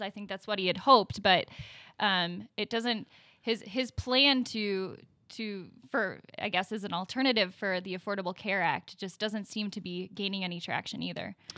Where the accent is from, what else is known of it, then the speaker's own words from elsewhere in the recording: Milwaukee, Wisconsin, United States; also born or lived in Illinois; I was born in Milwaukee, um, and I grew up going to, uh, public schools